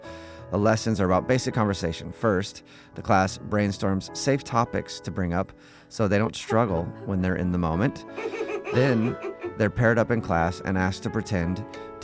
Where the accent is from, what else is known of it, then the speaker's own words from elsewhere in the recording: United States; In America, we've all grown up with small talk our whole lives